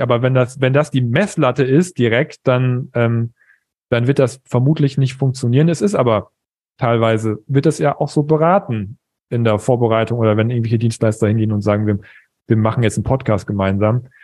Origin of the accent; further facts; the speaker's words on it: East Frisia, Lower Saxony, Germany; als Ostfriese